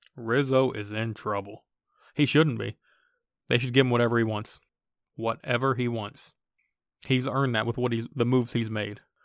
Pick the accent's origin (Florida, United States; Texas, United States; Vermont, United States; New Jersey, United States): Florida, United States; moved away; I, I grew up in Florida